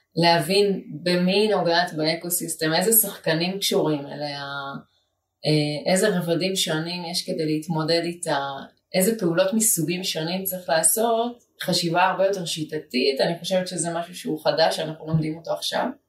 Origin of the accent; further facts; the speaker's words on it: Jerusalem, Jerusalem District, Israel; now in Ramat Gan, Israel; גדלתי בגבעה הצרפתית בירושלים